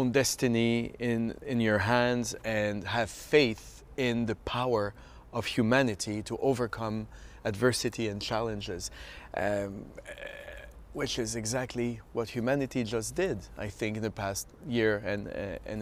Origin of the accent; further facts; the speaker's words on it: Canada; now in Philadelphia, United States; as a Canadian, of course I feel like an adopted Philadelphian now